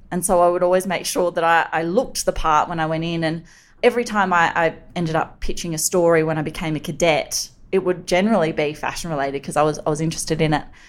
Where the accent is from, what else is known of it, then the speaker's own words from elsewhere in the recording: Sydney, New South Wales, Australia; growing up on Sydney's northern beaches.